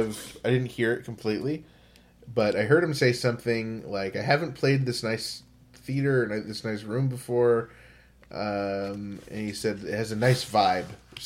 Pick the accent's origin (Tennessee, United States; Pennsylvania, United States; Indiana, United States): Pennsylvania, United States; Pittsburgh; Great to be at my hometown of Pittsburgh.